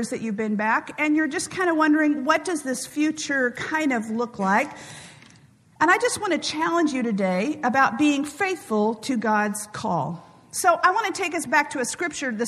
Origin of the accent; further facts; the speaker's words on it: Kansas City, Missouri, United States; I'm from Kansas City